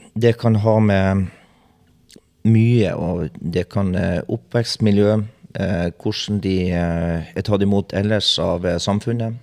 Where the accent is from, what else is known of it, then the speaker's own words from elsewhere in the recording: Bodø, Nordland, Norway; moved away; jeg kommer fra Bodø